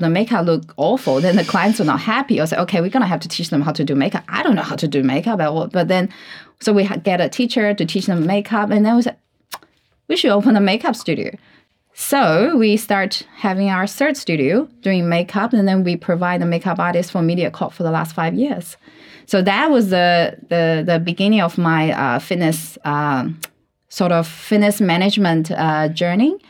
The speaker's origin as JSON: {"language": "English", "country": "China", "tie": "born or raised there", "second_language": "English", "said": "I learned English when I was like what 14, 13 mm. years old in China"}